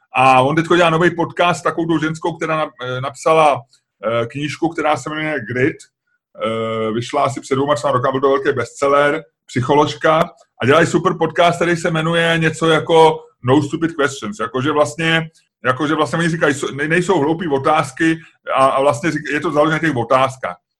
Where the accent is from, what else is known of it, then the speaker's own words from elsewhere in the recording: Czechia; jsme z Česka